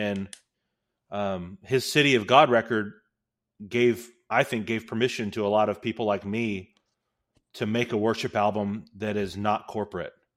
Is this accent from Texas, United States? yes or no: yes; Houston, Texas, United States; Leland's from Houston, I'm from Houston.